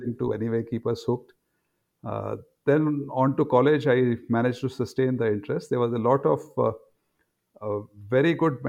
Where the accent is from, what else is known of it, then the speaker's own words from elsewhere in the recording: Delhi, India; moved away as an adult; also born or lived in Agra, Uttar Pradesh / Pune / Cambridge; now in Mohali, India; my grandparents settled in Agra, and I was born there, spent about first 4 or 5 years over there. And when I was close to 5, my father got a job in Delhi